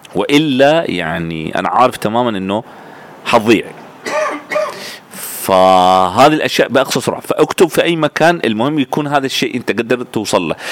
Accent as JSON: {"language": "Arabic", "country": "Sudan", "said": "كوني ألبينو وسوداني في نفس الوقت"}